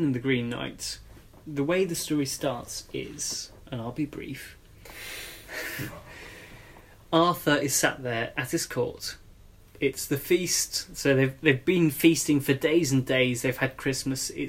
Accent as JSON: {"language": "English", "town": "Nantes", "region": "Pays de la Loire", "country": "France", "tie": "born or raised there", "moved": "yes", "lives_now": "London, United Kingdom", "said": "I grew up in France in Nantes"}